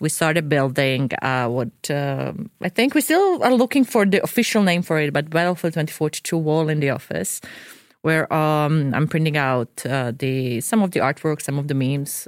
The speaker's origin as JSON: {"language": "English", "town": "Dubrovnik", "region": "Dubrovnik-Neretva County", "country": "Croatia", "moved": "yes", "lives_now": "Sweden", "said": "So I'm from Dubrovnik, Croatia"}